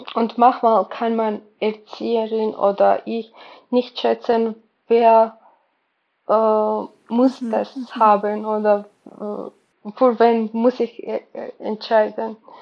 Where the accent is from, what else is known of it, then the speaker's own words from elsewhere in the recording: Georgia; German is a second language; moved away as an adult; now in Germany; Ich komme aus Georgien